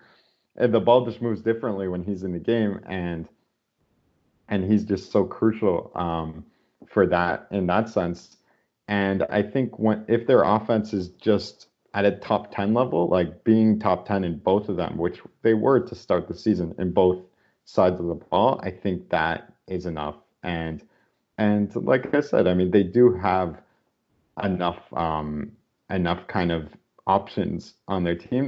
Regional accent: Canada; we're Canadian

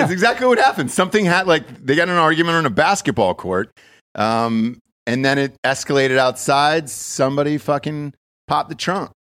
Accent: Georgia, United States; now in Austin, United States; I grew up in Georgia most of my life

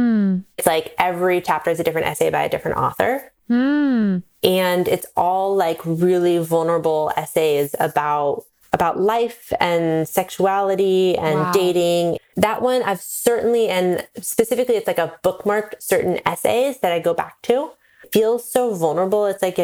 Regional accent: Pacific Northwest, United States; I'm from the Pacific Northwest. I grew up. It's like there's like drive-through coffee. It's like my whole family's into coffee.

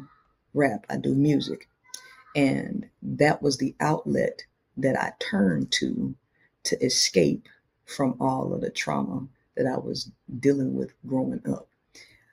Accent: Shreveport, Louisiana, United States; I grew up in Shreveport, Louisiana

